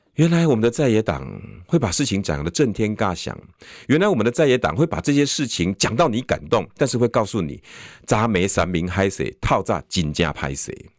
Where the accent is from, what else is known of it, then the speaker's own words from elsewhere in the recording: Taiwan; 我们台湾人